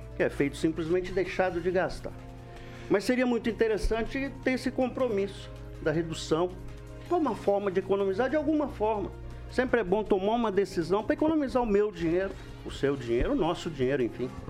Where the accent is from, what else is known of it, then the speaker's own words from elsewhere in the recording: Alvoradão, Paraná, Brazil; A gente cresceu no Alvoradão ali